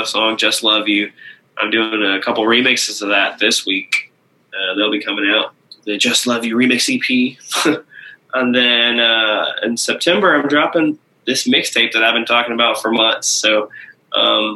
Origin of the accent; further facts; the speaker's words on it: Michigan, United States; moved away; also born or lived in Oklahoma; I grew up in Michigan